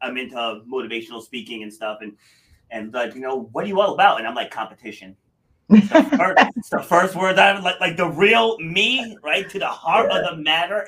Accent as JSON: {"language": "English", "region": "Rhode Island", "country": "United States", "tie": "born or raised there", "also_born_or_lived": "Far Rockaway, New York", "said": "raised up here in Little Rudy, though. So big difference from, you know, the big, fast-moving city. And I grew up in the woods in Rhode Island"}